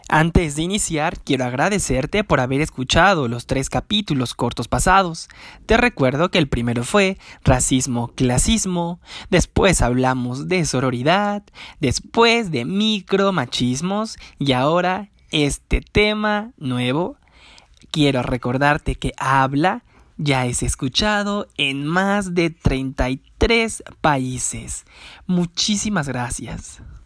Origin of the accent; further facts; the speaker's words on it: Canada; Como soy de Canadá